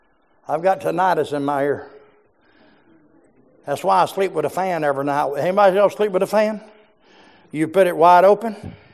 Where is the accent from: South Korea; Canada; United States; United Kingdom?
United States; Georgia; I'm from South Georgia. I'm from the land of the mobile homes, amen?